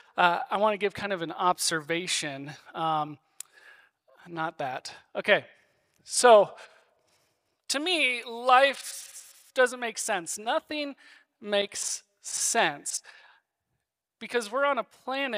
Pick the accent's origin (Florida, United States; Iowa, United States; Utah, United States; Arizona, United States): Iowa, United States; now in Castle Rock, United States; I grew up in Iowa